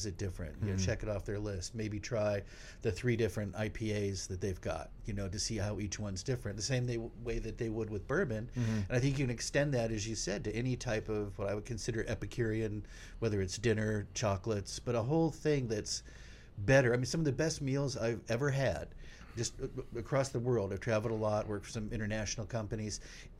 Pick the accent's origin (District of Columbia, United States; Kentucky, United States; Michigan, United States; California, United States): California, United States; We're from California.